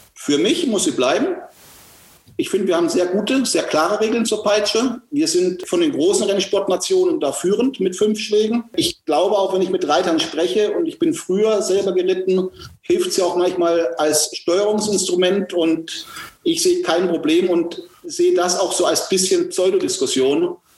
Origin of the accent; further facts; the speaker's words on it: Marsch, Baden-Württemberg, Germany; Ich bin in Marsch aufgewachsen